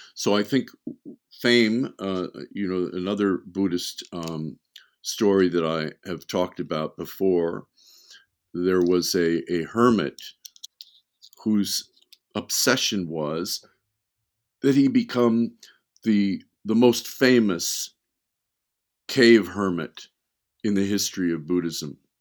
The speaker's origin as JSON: {"language": "English", "town": "Beverly Hills", "region": "California", "country": "United States", "tie": "born or raised there", "also_born_or_lived": "Wisconsin"}